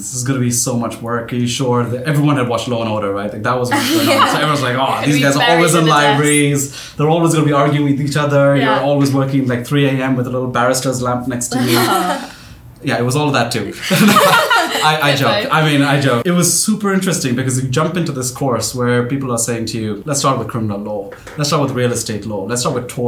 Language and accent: English; Pakistan; moved away; I grew up in Pakistan